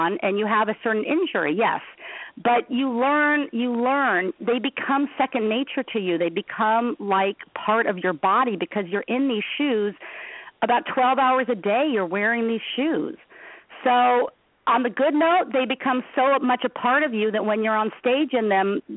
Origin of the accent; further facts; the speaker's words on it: Los Angeles, California, United States; I come from Los Angeles